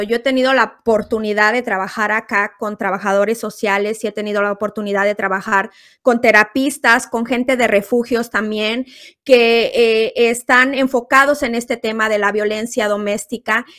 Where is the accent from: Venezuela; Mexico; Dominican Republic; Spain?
Mexico; Guerrero; now in United States; mi país, México, siempre pensando en México, en Guerrero, mi tierra